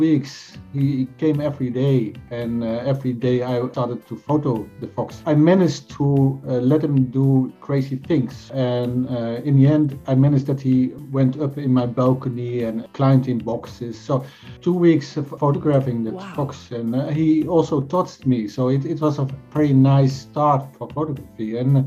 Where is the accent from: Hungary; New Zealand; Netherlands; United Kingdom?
Netherlands; now in Sweden; I'm from Dutch, from Holland, but I live in Sweden.